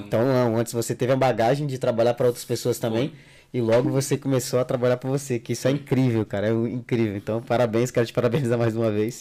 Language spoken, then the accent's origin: Portuguese; Jacundá, Pará, Brazil; now in Madrid, Spain; eu sou natural de Jacundá